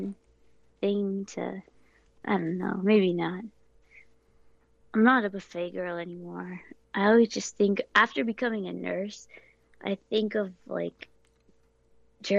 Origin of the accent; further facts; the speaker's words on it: Pennsylvania Dutch country, United States; I'm from Dutch country